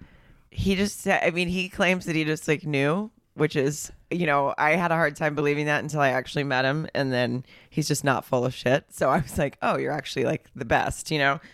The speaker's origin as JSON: {"language": "English", "region": "Arkansas", "country": "United States", "tie": "born or raised there", "moved": "yes", "lives_now": "Los Angeles, United States", "said": "I grew up in Arkansas"}